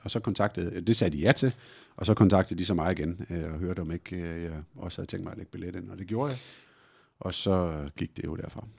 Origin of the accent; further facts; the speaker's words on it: Tornby, North Denmark Region, Denmark; moved away; also born or lived in Hjørring; jeg er vokset op i et klubhus selv, øh, spillede fodbold al den tid, jeg overhovedet kunne, som, som dreng i Tornby Idrætsforening oppe i Vendsyssel